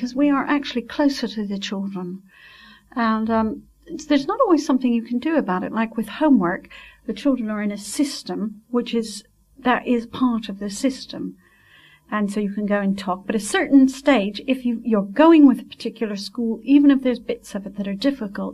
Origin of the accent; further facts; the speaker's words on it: Switzerland; moved away; I was brought up in Switzerland where you really did obey